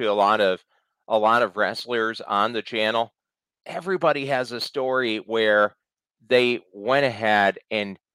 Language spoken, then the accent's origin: English; Cleveland, Ohio, United States; now in Kansas City, United States; I'm from Ohio too. I grew up in Cleveland, moved out here to Kansas City.